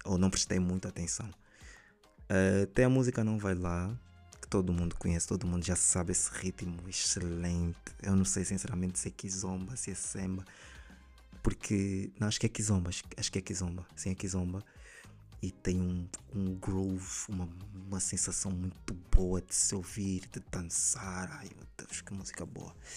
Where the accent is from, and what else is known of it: Angola